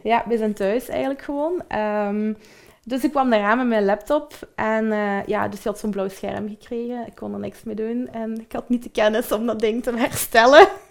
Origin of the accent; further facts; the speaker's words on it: Belgium; we zijn typische Belgen ook